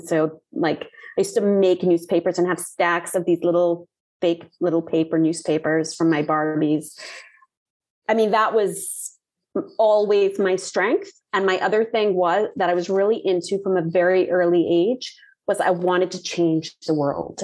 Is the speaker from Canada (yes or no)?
no; Barbados; moved away as an adult; also born or lived in Puerto Rico / Trinidad / Cayman Islands; we left Puerto Rico and moved to Barbados and remained there